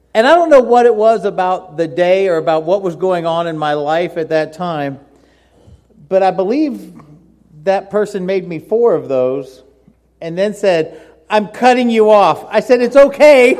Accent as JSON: {"language": "English", "town": "Miami", "region": "Florida", "country": "United States", "tie": "born or raised there", "moved": "yes", "said": "I grew up in Miami"}